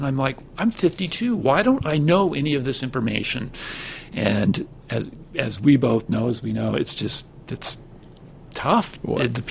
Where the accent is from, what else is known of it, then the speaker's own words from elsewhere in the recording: Atlanta, Georgia, United States; moved away; also born or lived in San Francisco / Silicon Valley; I grew up in the South in Atlanta, Georgia.